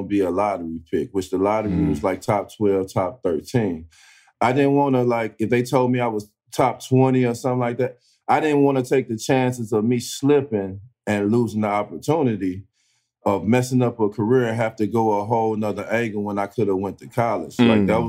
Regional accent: East St. Louis, Illinois, United States; I'm from East St. Louis. I'm a Midwest kid

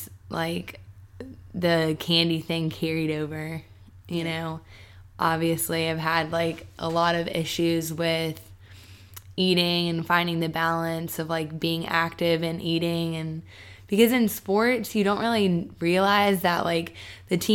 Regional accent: Charlotte, North Carolina, United States; now in Atlanta, United States; I am from Charlotte, North Carolina. I'm moving back there in a couple days.

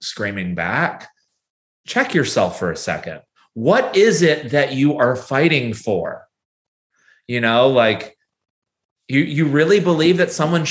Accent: United States

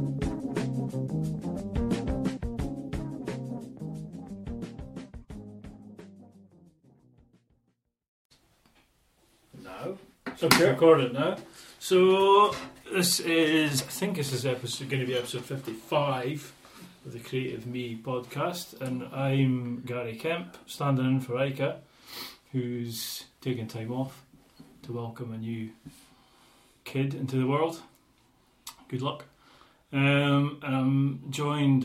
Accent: Aberdeen, Scotland, United Kingdom; so we grew up, we're both obviously Aberdeen. We grew up in Northfield

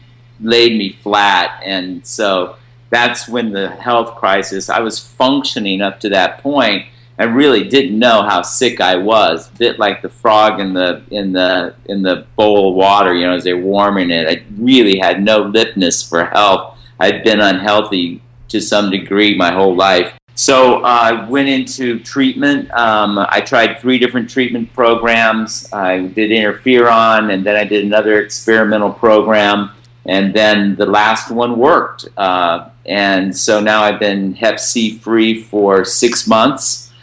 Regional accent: Rome, Lazio, Italy; I didn't. I grew up in a military family. We traveled a lot. I picked Rome, Italy as my hometown because that's where I lived the longest when I was in my formative years.

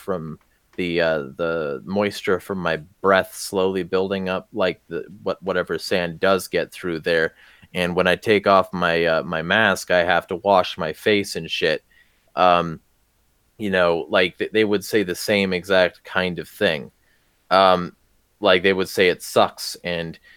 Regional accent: the Southern California desert, United States; I grew up in the SoCal desert

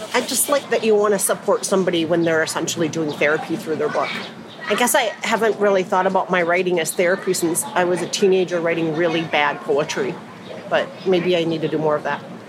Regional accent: Bloomington, Minnesota, United States; I grew up primarily in Bloomington, Minnesota.

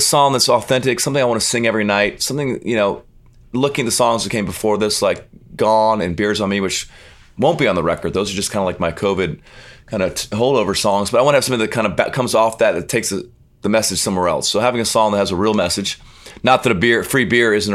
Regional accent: Arizona, United States; I'm from Arizona

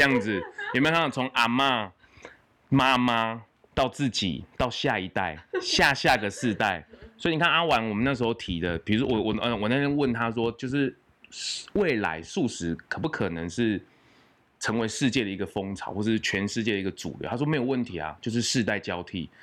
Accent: Taiwan; 我们生在台湾

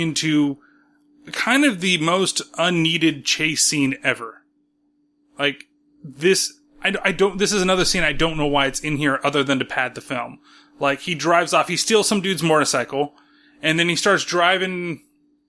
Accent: California, United States; I'm from California

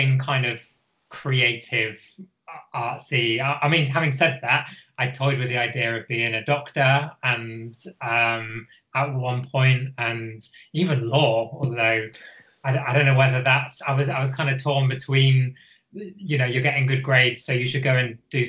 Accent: Bristol, South West England, United Kingdom; moved away; I'm from Bristol, originally

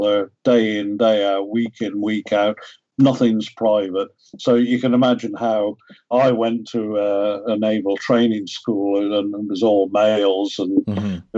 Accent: Ireland; moved away; I'm from Ireland originally.

